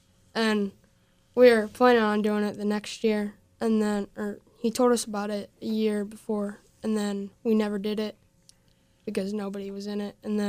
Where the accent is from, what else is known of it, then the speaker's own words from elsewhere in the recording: Castalia, Ohio, United States; Ohio. Castalia, Ohio.